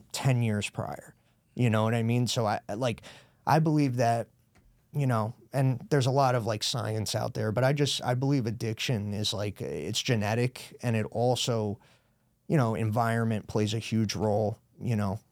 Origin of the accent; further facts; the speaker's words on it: Brewster, New York, United States; moved away as an adult; also born or lived in Newark, New Jersey; now in Danbury, United States; I grew up in Brewster, right over the border